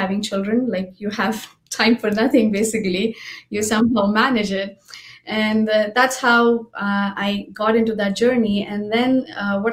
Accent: Mumbai, Maharashtra, India; I'm from Mumbai and I grew up, my father was a life member

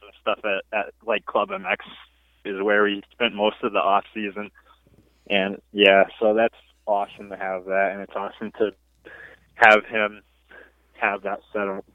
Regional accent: Woodstock, Connecticut, United States; I'm from Connecticut, uh, Woodstock, Connecticut to be exact

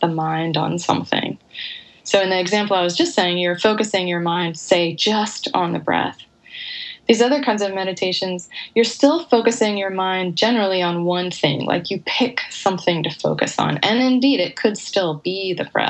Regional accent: United States; being an American

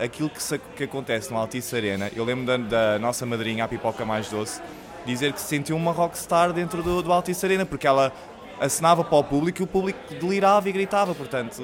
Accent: Lisbon, Portugal; Eu cresci na Madragoa, não é? Fui da maternidade diretamente para a Madragoa.

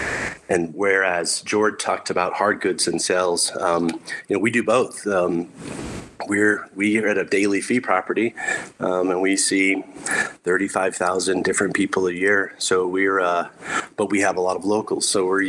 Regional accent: Texas, United States; But I grew up in South Texas playing military golf. Grew up in an Air Force family.

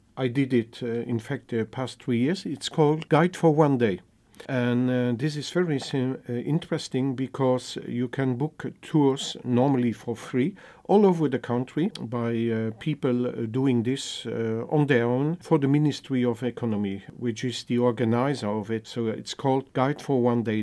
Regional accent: Minett area, Luxembourg; now in Luxembourg City, Luxembourg; I'm native from Luxembourg. I used to live in the southern part, in the Minet area, the industrial uh, region.

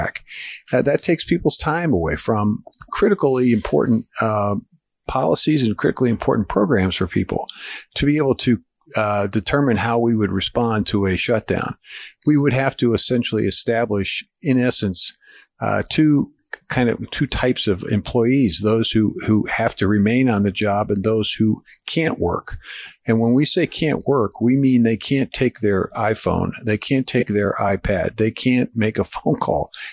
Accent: Pittsburgh, Pennsylvania, United States; moved away; I'm originally from Pittsburgh

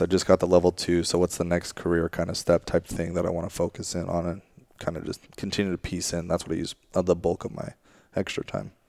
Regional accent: Monterey, California, United States; moved away as an adult; also born or lived in England; now in San Jose, United States; I'm originally from Monterey area. Uh, my family moved relocated there from England eventually.

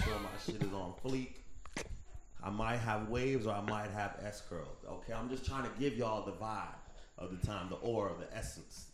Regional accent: Fort Lauderdale, Florida, United States; I grew up in Broward County, Fort Lauderdale

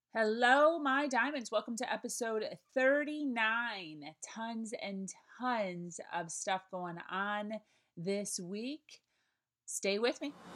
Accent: Chicago, Illinois, United States; moved away as an adult; now in Florida, United States; I'm from Chicago, it's in my blood

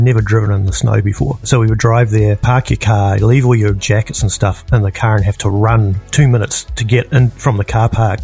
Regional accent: New Zealand; moved away as an adult; also born or lived in Edmonton, Canada; now in New York City, United States; I was born and raised in New Zealand

